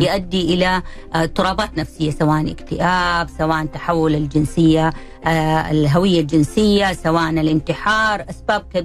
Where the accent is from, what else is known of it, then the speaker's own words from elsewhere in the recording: Saudi Arabia; عندنا في بلدنا السعوديه